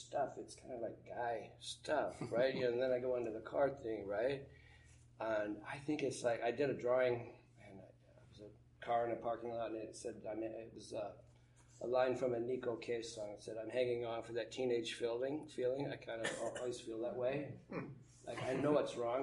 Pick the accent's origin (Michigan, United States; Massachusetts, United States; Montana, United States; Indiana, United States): Montana, United States; growing up in Montana